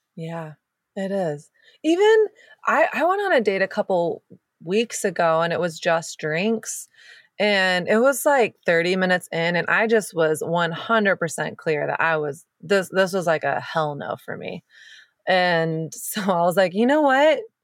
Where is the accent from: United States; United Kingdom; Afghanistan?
United States; the South; moved away as an adult; now in California, United States; I grew up in the South, and there's, there's not much in me that's Southern.